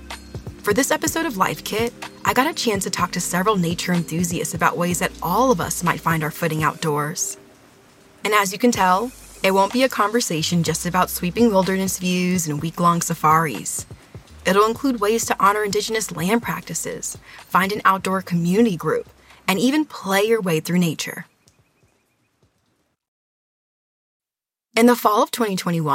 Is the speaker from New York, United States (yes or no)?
no; Los Angeles, California, United States; As a kid growing up in Los Angeles